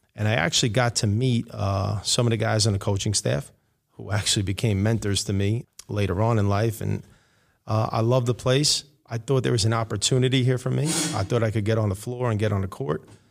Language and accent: English; New York City, New York, United States; I grew up in Rego Park, uh, in Queens.